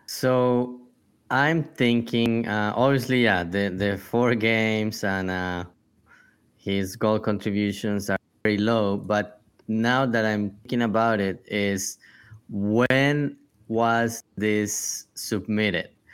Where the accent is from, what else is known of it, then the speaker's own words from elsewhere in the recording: Colombia; moved away; I come from Colombia